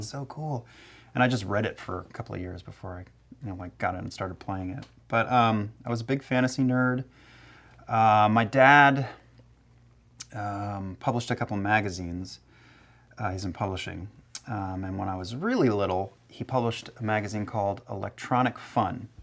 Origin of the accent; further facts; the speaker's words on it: New Jersey, United States; I was born and raised in Jersey